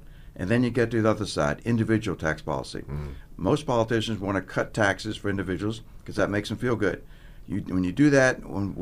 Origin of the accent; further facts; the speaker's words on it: Virginia, United States; also born or lived in Washington, D.C.; I'm from Virginia, so I went to college in Virginia at Washington Lee.